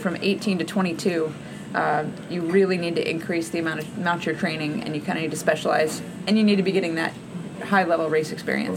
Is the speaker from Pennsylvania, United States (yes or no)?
no; Alaska, United States; growing up in Alaska, where we have six months of winter